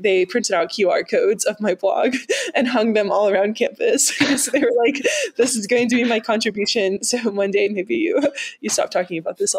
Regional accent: Kentucky, United States; I grew up in Kentucky, and the finance industry is not super prominent there.

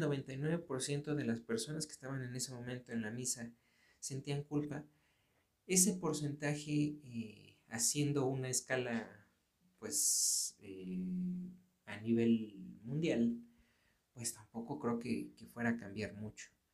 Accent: Mexico; aquí en, México, yo, yo soy de México

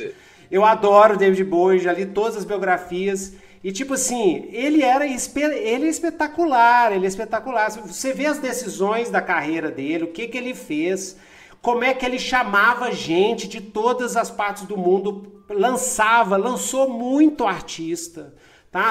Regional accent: Brazil; also born or lived in United States; Eu sou branco aqui, mas a gente é brasileiro

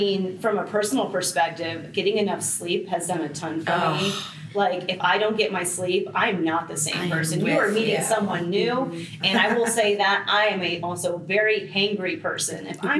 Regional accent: Baltimore, Maryland, United States; now in Florida, United States; So I'm actually from Baltimore, Maryland.

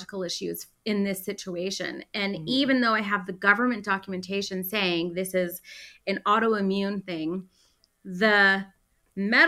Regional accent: Canada; as a Canadian

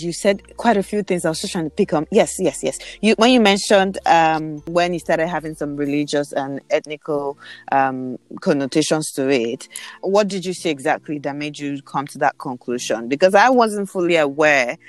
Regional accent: Northern Nigeria, Nigeria; As a Northerner, speaking as a Northerner

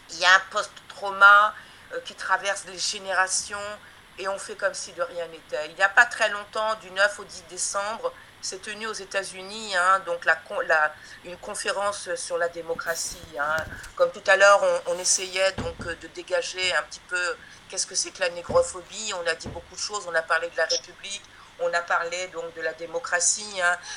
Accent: Guadeloupe; c'est donc quelque chose que nous vivons actuellement depuis 1949 euh, hein, euh, en tant que Guadeloupéenne, Martinique, etc.

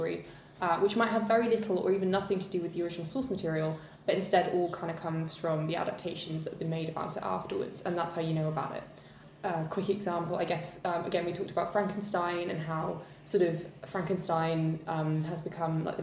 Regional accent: Bristol, South West England, United Kingdom; I come from Bristol, which has quite a long history of like being a port town

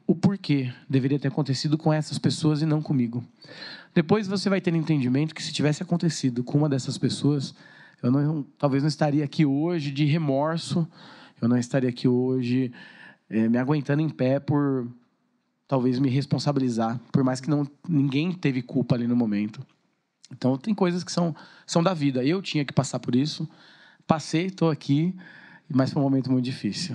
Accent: Suzano, São Paulo, Brazil; Sou natural de Suzano. E amo minha cidade

